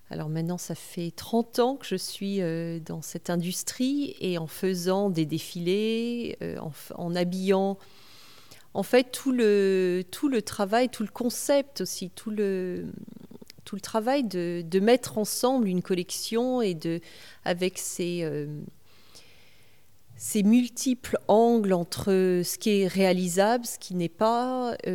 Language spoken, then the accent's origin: French; California, United States; quand j'étais jeune et que j'ai grandi aux États-Unis, donc à 14 ans, j'étais en Californie